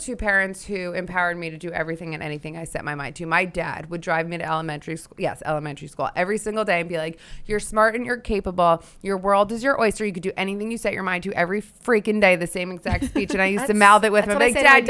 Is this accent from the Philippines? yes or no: no; Hillsdale, New Jersey, United States; Bergen County, Hillsdale.